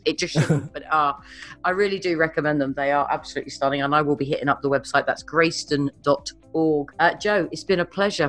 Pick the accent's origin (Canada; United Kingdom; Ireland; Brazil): United Kingdom; I'm a Brit.